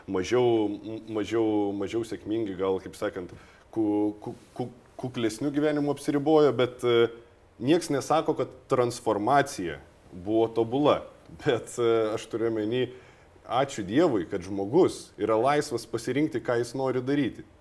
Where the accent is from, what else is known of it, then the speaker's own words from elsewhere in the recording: Lithuania; gimiau nepriklausomai Lietuvoje